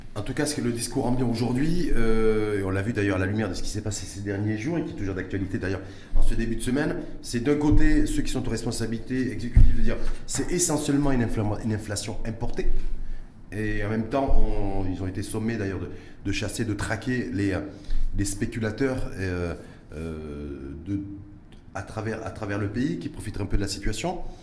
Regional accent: Morocco; chez nous, au Maroc

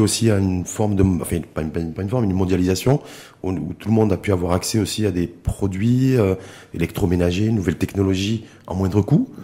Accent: Morocco; chez nous, au Maroc

